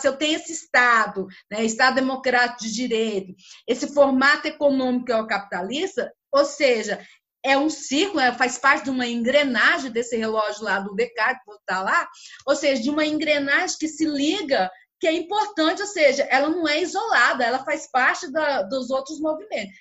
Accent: Brazil; Como brasileira

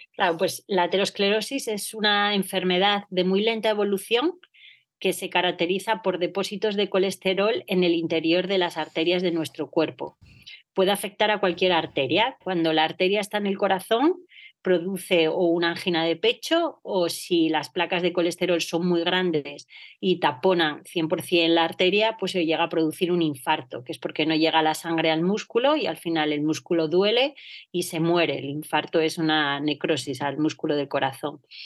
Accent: Gijón, Asturias, Spain; moved away as an adult; now in Madrid, Spain; yo soy de Gijón, bueno, toda la vida en el Colegio de la Asunción y en la Universidad de Oviedo eh, estudié, soy asturiana

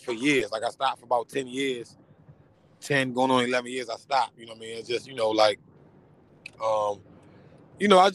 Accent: Baltimore, Maryland, United States; I'm from Northeast Baltimore. You know what I'm saying? I got a lot of ties with the whole East Baltimore, some West, but I'm originally from Northeast Baltimore

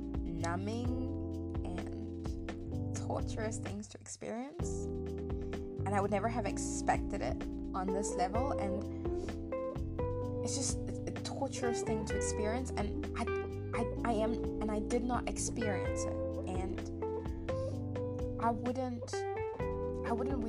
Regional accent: South Africa; moved away as an adult; when I initially left South Africa to walk abroad many years ago

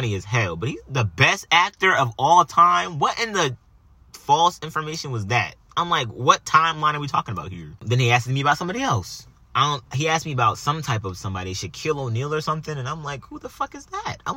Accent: Jamaica; I'm Jamaican

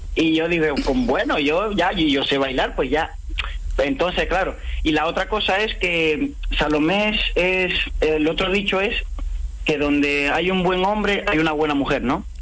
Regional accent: Cuba; moved away; donde yo nací, donde eh, me he criado

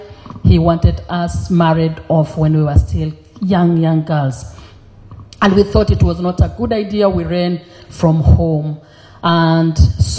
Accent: Kenya; also born or lived in Europe; now in Sydney, Australia; originally I was born in Kenya.

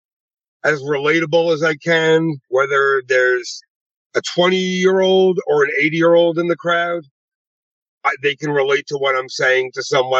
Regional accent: Long Island, New York, United States; moved away as an adult; now in Las Vegas, United States; I'm originally from Long Island, New York

